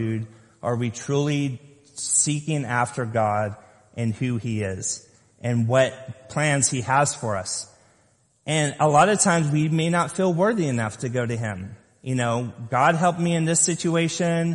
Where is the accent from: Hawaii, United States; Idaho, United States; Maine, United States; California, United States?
California, United States; Lompoc; I grew up in Lompoc, California, on the top of a hill